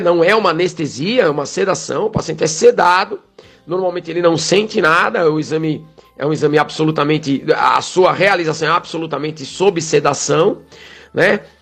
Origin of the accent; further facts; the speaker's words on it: São Paulo, Brazil; now in Cariri, Brazil; eu sou de São Paulo